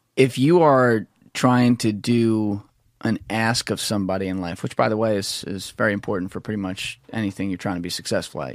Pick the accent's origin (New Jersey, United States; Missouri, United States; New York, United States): New Jersey, United States; I'm from New Jersey